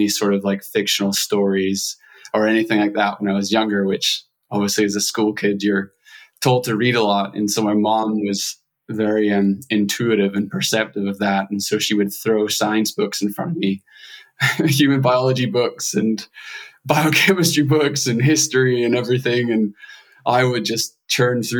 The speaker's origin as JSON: {"language": "English", "region": "Scotland", "country": "United Kingdom", "tie": "born or raised there", "also_born_or_lived": "Edinburgh", "accent": "Scottish", "moved": "as an adult", "lives_now": "Los Angeles, United States", "said": "I grew up in a small village of about 400 individuals, and grew up pretty poor, pretty like limited resources financially, pretty poverty stricken area in Scotland"}